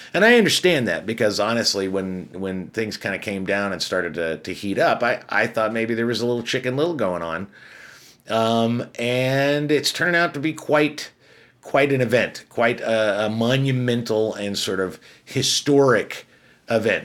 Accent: Chicago, Illinois, United States; I'm from Chicago as well

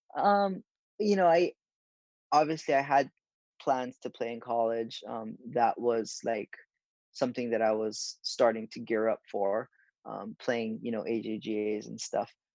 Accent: Honolulu, Hawaii, United States; moved away; I'm from Honolulu, Hawaii

